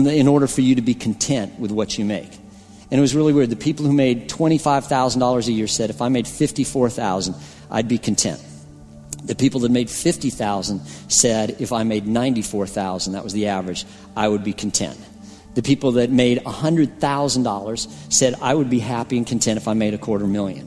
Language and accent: English; Colorado, United States; I'm from Colorado